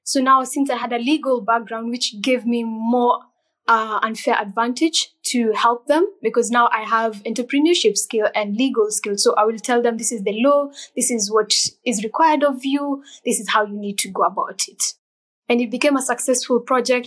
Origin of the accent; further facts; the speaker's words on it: Kenya; I am from Kenya